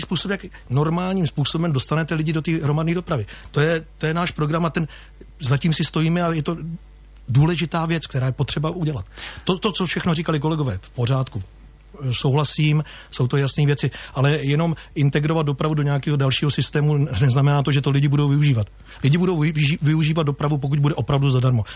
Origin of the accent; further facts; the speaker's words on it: Jihlava, Vysočina Region, Czechia; narodil jsem se v Jihlavě a žiji dlouhodobě v Jihlavě